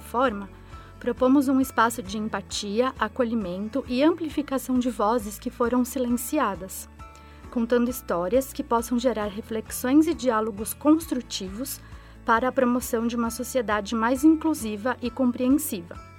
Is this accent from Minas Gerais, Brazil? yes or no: no; Campinas, São Paulo, Brazil; nasci em Campinas, onde também moro atualmente